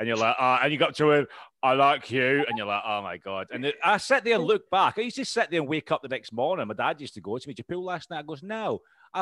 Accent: Scotland, United Kingdom; accent: Scottish; my accent, when I get too excited and nervous, I talk like 1,000 miles an hour. I'm just like, and it just comes out like a Scottish noise

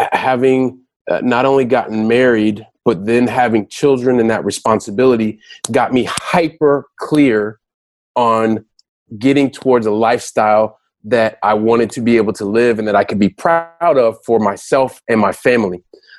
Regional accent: Ohio, United States; born there; also born or lived in Colorado / Texas; We moved around a lot when I was young. So we lived in I was born in Ohio. We lived in Colorado. We lived in Texas

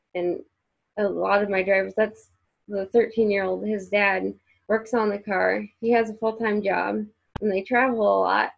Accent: Central Illinois, United States; moved away as an adult; now in Indianapolis, United States; I'm from Central Illinois

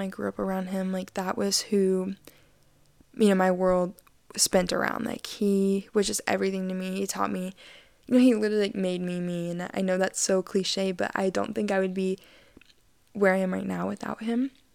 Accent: Arkansas, United States; I'm from Esmalta, Arkansas

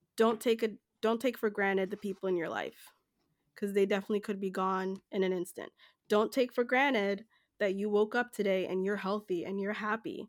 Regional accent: Jamaica; now in United States; I'm from Jamaica

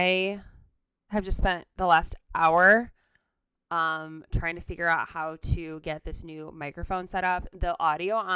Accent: Ann Arbor, Michigan, United States; also born or lived in Nashville; We're both from the Ann Arbor area.

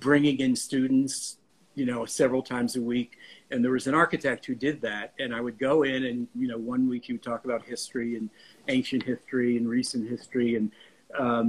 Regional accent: New Haven, Connecticut, United States; moved away; also born or lived in Rhode Island / New York City; I grew up in New Haven

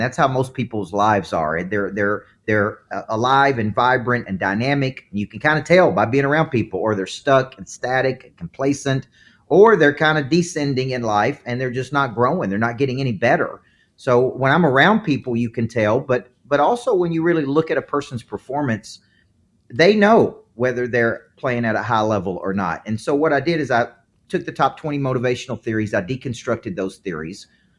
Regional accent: the South, United States; accent: southern; It's my southern accent.

